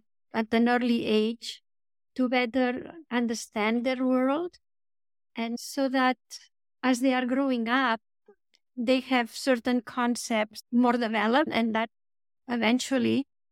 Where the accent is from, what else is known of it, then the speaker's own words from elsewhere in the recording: Spain; I grew up in Spain, and it was very nice in the sense that I had a big family, a lot of cousins